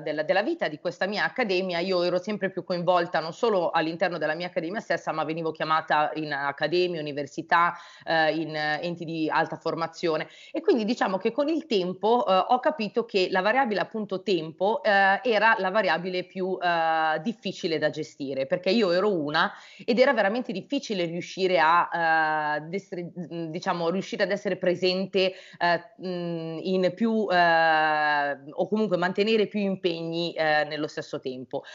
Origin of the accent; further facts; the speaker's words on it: Brianza, Lombardy, Italy; io sono della Brianza